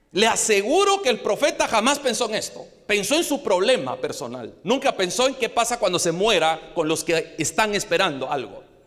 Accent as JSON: {"language": "Spanish", "country": "Guatemala", "said": "como guatemalteco"}